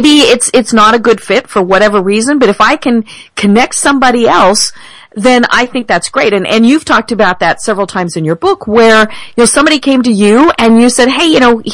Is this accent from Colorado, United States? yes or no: yes; Denver, Colorado, United States; I am from Denver.